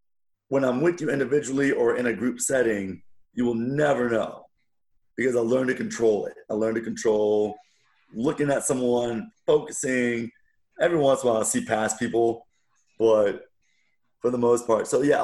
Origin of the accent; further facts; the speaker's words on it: Wichita, Kansas, United States; So I was born in Wichita, Kansas, and here's a funny story.